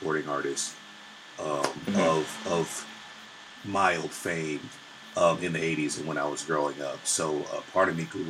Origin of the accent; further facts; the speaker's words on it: San Pedro, California, United States; I am from a place called San Pedro, California. That's where I grew up.